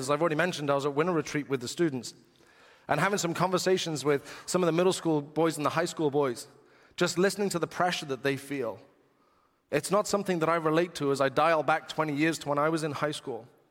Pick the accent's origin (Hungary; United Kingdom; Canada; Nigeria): United Kingdom; England; being English